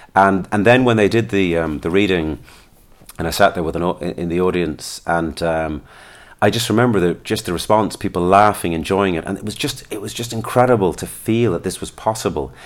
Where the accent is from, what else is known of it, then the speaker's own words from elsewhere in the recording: Listowel, Munster, Ireland; also born or lived in London; I was born in London, brought up there till I was eight. Then we moved to Lestowyn in County Kerry.